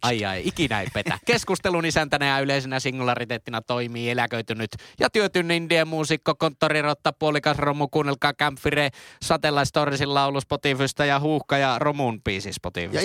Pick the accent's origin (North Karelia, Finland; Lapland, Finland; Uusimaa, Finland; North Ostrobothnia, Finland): North Ostrobothnia, Finland; Oulu; accent: Oulu dialect